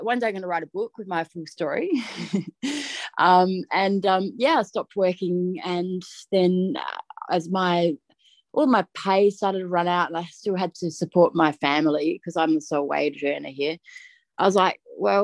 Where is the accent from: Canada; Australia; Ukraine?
Australia; Adelaide, South Australia; moved away as an adult; now in Orange, Australia; I'm from Adelaide originally. So I went through school, high school and university